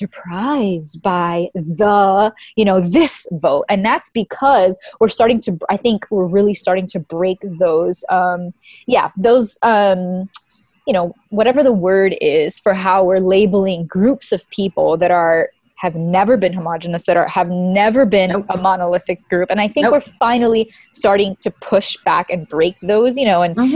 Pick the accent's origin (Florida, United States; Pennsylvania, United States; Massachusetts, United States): Florida, United States; Miami; moved away; also born or lived in Louisiana / California; growing up in Miami and then moving mm-hmm. to, you know, the subculture of white evangelicalism mm-hmm. in Louisiana